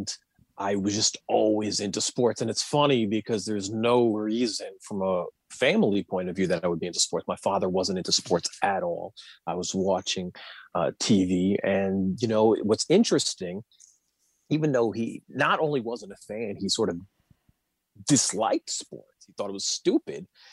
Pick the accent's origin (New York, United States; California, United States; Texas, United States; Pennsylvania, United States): New York, United States; New York City; moved away as an adult; also born or lived in New Jersey; now in Washington, D.C., United States; I grew up in Queens and I was in the New Jersey suburbs for a little bit and then I moved back to the city